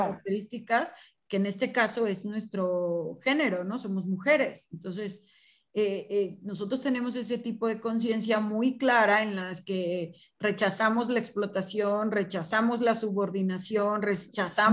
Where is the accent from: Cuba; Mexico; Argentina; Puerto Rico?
Mexico; now in Puebla, Mexico; si somos mexicanas